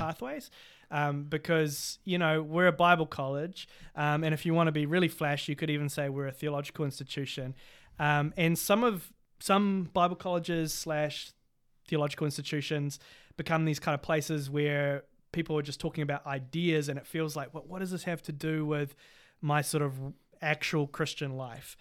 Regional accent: Cambridge, Waikato, New Zealand; I'm from Te Okuhoroi, which is, um, also known as Cambridge in, um, New Zealand

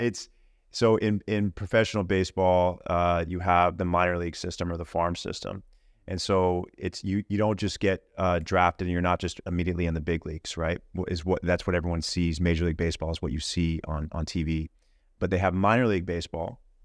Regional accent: Houston, Texas, United States; I grew up in Houston, Texas

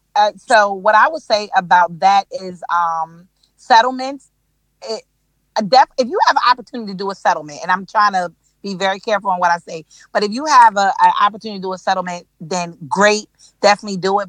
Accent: Delaware, United States; moved away as an adult; now in Charlotte, United States; I'm from I'm from Delaware, born and raised

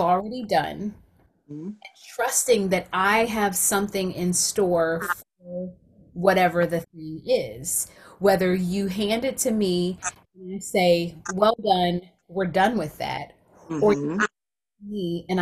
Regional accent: South Carolina, United States; I'm from South Carolina

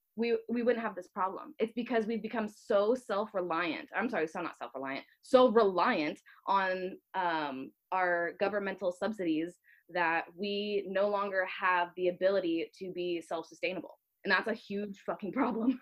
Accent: Northern Virginia, United States; now in California, United States; My family we lived close. We were in Northern Virginia, so we were close enough to Maryland and DC.

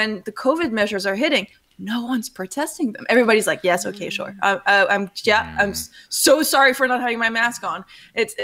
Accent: Switzerland; moved away as an adult; now in Netherlands; having been born and raised in Switzerland and now seeing, and I'm now living in the Netherlands

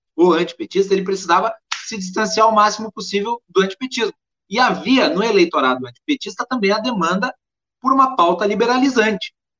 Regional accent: Farroupilha, Rio Grande do Sul, Brazil; eu sou de Farroupilha, no interior do Rio Grande do Sul, ali da Serra Gaúcha

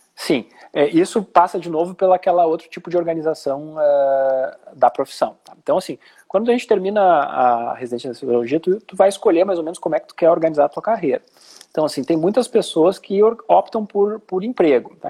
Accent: Porto Alegre, Rio Grande do Sul, Brazil; moved away as an adult; also born or lived in Santa Catarina; eu sou porto-alegrense e fui para Santa Catarina fazer residência

